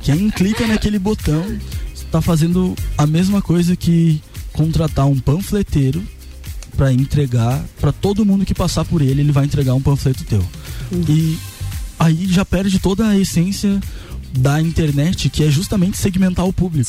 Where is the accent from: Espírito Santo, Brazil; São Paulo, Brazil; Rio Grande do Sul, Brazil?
Rio Grande do Sul, Brazil; also born or lived in Lages; now in Florianópolis, Brazil; eu sou gaúcho, mas eu vim uhum. pra Lages, me apaixonei. Agora eu moro em Florianópolis